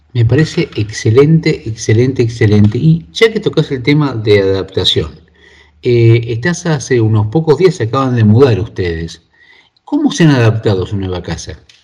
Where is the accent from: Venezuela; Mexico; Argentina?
Argentina; moved away; yo vengo de Argentina